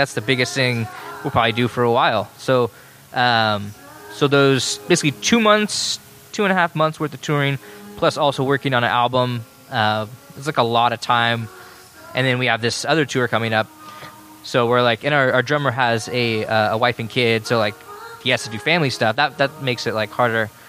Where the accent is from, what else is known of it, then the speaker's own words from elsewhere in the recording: Salinas, California, United States; we're from Salinas.